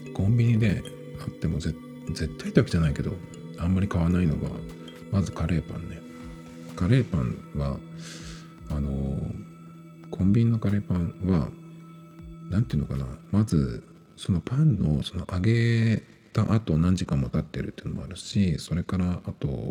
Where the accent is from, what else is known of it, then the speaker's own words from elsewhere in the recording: Japan; 日本人で日本語を使ってる